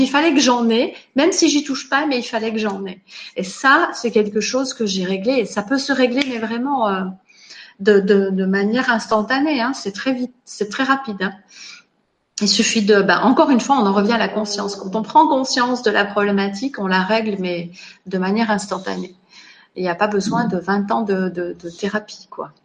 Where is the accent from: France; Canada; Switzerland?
Switzerland; moved away; je suis née en Suisse, j'ai grandi là-bas